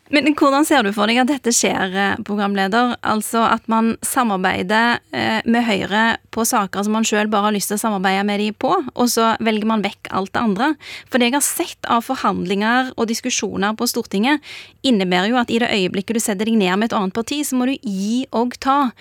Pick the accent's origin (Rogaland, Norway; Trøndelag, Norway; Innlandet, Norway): Rogaland, Norway; Bjørheimsbygd; now in Oslo, Norway; For meg eh, har det alltid vært viktig at jeg kommer fra Bjørheimsbygd